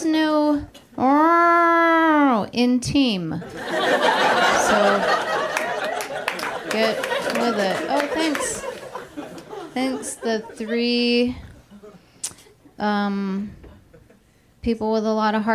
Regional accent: California, United States; moved away as an adult; also born or lived in Austin, Texas; I'm from California, but I've moved to Austin, Texas a few times.

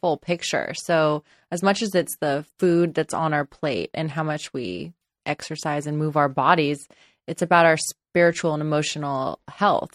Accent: Los Angeles, California, United States; I grew up in Los Angeles, and I live in Los Angeles

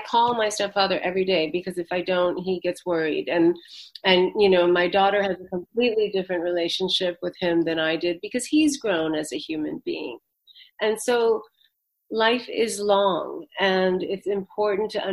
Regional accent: United States; also born or lived in India; I'm basically an American person. I live here

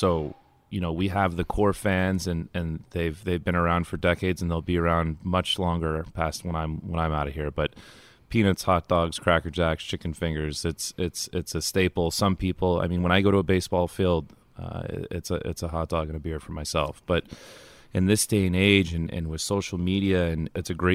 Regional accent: California, United States; moved away as an adult; now in New York, United States; I'm originally from California, new to New York when the stadium first opened

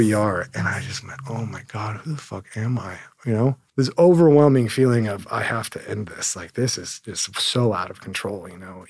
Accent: Hermosa Beach, California, United States; I grew up in Hermosa Beach, California, so just down the road, one square mile beach town

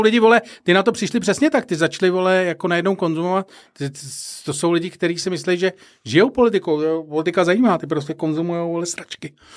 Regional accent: Prague, Czechia; jedna z mých vzpomínek z dětství když jsme bydleli na Barandově, jezdili jsme na Smíchov.

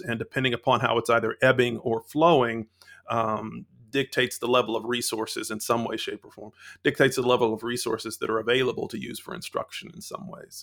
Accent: London, Ohio, United States; moved away; I'm originally from Central Ohio, a small town named London, Ohio

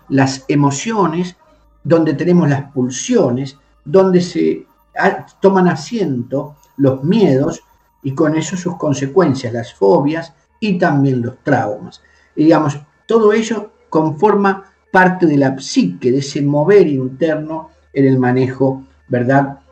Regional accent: Argentina; moved away as an adult; now in Spain; yo soy nativo de la República Argentina

